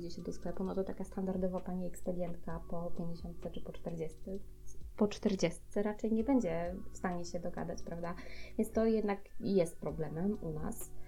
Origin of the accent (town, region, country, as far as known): Poland